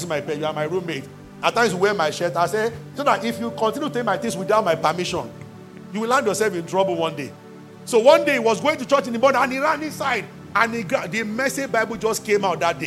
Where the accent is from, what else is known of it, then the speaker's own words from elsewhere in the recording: Nigeria; as a Nigerian